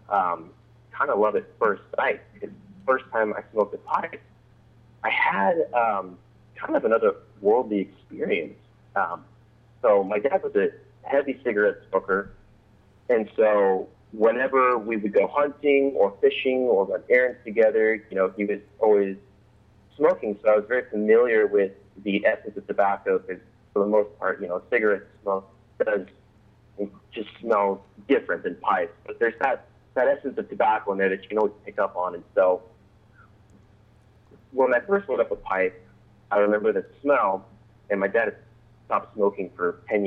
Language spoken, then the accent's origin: English; Olympia, Washington, United States; I live out here in the Pacific Northwest in Washington State, up in the capital city of Olympia